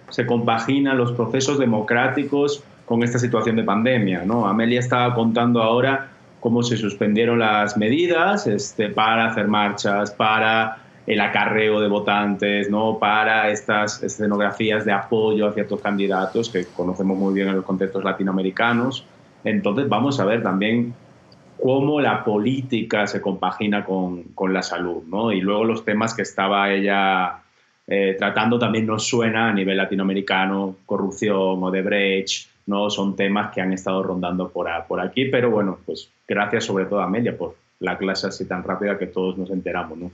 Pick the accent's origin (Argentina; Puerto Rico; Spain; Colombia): Spain; en mi país, en España